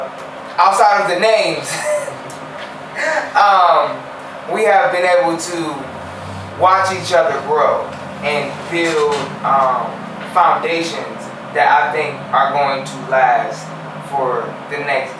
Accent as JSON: {"language": "English", "town": "Cleveland", "region": "Ohio", "country": "United States", "said": "First off, shout out I'm from Cleveland."}